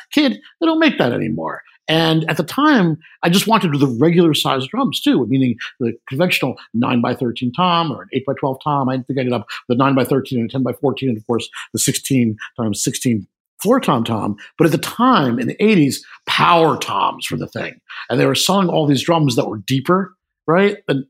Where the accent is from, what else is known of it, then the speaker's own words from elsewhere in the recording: New York City, New York, United States; I grew up in New York City.